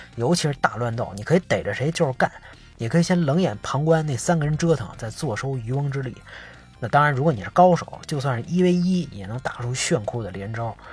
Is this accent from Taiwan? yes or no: no; Beijing, China; 小时候在北京著名的官员批发市场，现在早拆了